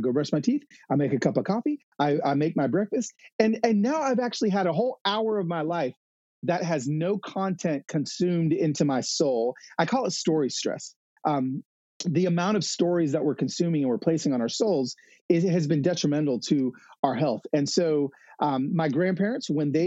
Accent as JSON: {"language": "English", "town": "Los Angeles", "region": "California", "country": "United States", "said": "I'm a guy from the city. I'm from East LA."}